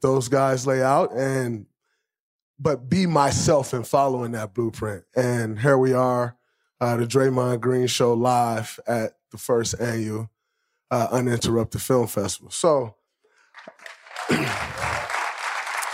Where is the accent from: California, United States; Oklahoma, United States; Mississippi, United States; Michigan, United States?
Michigan, United States; growing up in Michigan